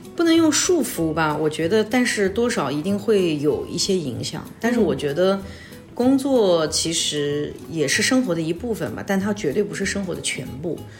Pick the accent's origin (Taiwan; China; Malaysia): China; Hefei, Anhui; moved away as an adult; also born or lived in Singapore / Hong Kong; now in Hefei, China; 我就是在合肥长大的孩子啊，然后因为早年去了新加坡留学，那么呢，大学毕业以后去了香港工作